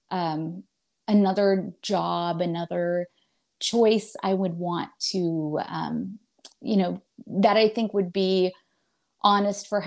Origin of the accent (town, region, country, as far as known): Indiana, United States; moved away as an adult; also born or lived in Chicago